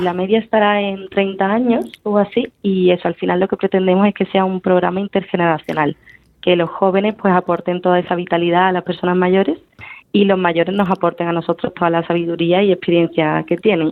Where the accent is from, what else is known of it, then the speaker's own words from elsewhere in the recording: Seville, Andalusia, Spain; soy sevillana